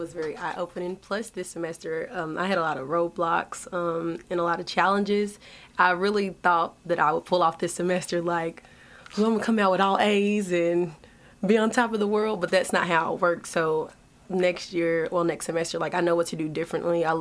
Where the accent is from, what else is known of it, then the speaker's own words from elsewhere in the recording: Lexington, Kentucky, United States; I am from Lexington, Kentucky.